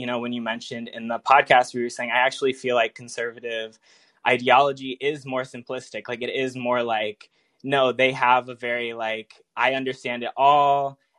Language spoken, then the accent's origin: English; Indiana, United States; I grew up in Indiana in like a very kind of conservative family